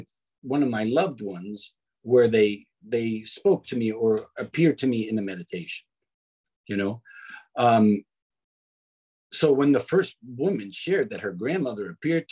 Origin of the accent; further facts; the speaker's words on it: New York City, New York, United States; growing up in Brooklyn